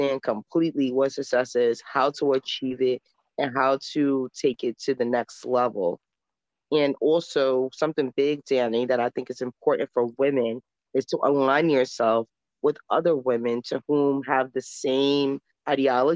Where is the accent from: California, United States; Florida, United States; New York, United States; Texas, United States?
New York, United States; New York City; also born or lived in Harlem, New York City / the Bronx, New York City; I come from St. Nicholas Projects and in Harlem, New York. And I moved to the Bronx when I was 10 years old to a gated community